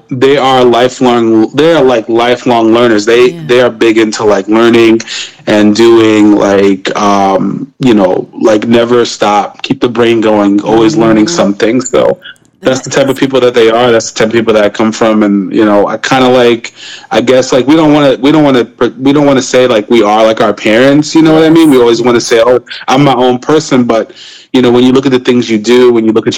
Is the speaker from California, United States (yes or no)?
no; New York City, New York, United States; now in South Carolina, United States; I grew up in Brooklyn, New York.